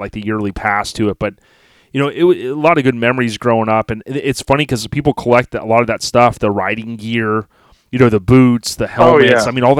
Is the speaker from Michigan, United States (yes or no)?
no; Land O'Lakes, Florida, United States; I'm from Land O'Lakes, man.